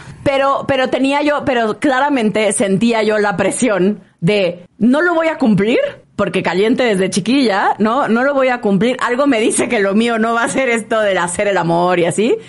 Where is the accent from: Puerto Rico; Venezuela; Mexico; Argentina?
Mexico; Villahermosa, Tabasco; moved away as an adult; now in Mexico City, Mexico; yo crecí en Tabasco, en Villahermosa